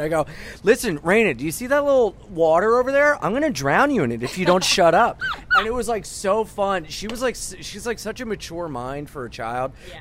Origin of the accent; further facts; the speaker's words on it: Wilmington, Delaware, United States; moved away as an adult; now in New York, United States; I was from Wilmington, Delaware, where people thought airplanes were going to get flown into our tallest building